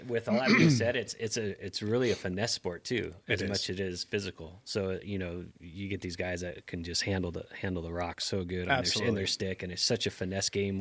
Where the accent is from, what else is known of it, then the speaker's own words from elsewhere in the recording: Vancouver, Washington, United States; also born or lived in Portland, Oregon; now in San Diego, United States; I grew up in Washington State